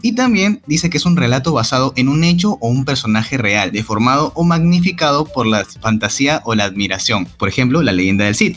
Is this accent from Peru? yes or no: yes; Lima, Peru; yo que soy limeño